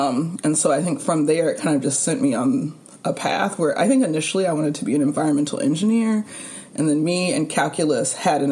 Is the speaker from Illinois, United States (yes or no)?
no; California, United States; moved away as an adult; now in New York, United States; I will always be, like, a California girl, California person